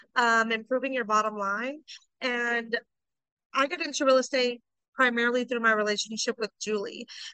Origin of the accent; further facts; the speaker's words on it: Houston, Texas, United States; So I'm from Houston, Texas, you know, down south, where it's just hot and humid every day, all day. You don't get any seasons here.